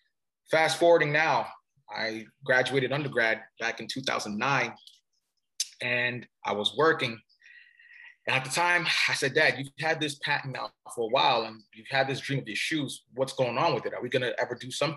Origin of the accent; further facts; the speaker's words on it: Cameroon; moved away; So originally I'm from Cameroon. Cameroon is in Africa. And my father was coming here to do his studies